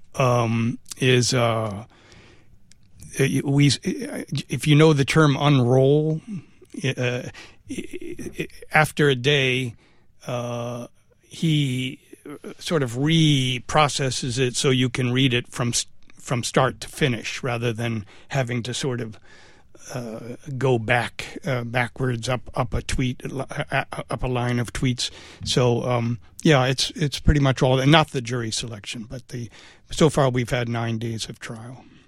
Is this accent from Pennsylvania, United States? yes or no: no; Bethesda, Maryland, United States; moved away as an adult; also born or lived in New York; I grew up in Bethesda, uh, but I, I left, uh, after high school and I, I spent most of my career in New York.